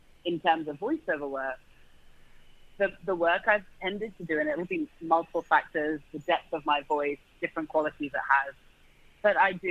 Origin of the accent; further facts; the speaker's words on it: London, United Kingdom; accent: British; the part of London I'm from